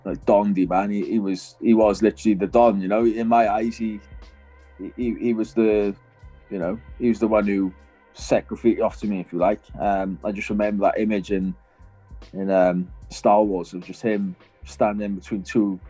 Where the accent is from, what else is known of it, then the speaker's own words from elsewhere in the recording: Wales, United Kingdom; now in North of England, United Kingdom; being a Welsh person living in fucking up north